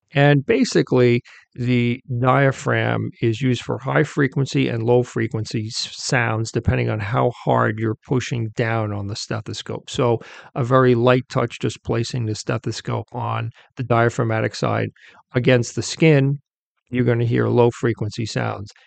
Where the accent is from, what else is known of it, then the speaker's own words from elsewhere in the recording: near Queens, New York, United States; I'm from New York. I wasn't born in Queens, but I, I grew up near Queens